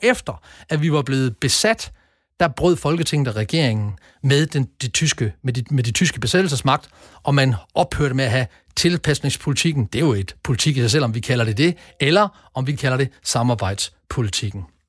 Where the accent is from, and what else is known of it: Denmark